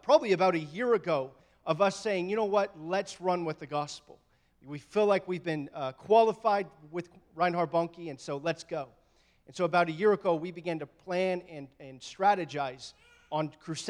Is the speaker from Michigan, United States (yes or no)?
no; Oklahoma City, Oklahoma, United States; moved away; we ended up in Oklahoma City, ironically, my hometown